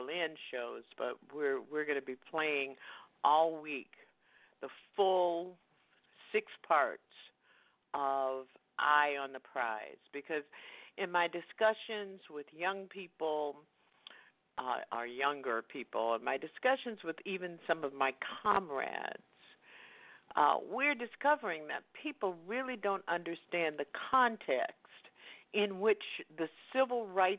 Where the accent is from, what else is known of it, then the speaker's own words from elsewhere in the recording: the South, United States; I grew up in the South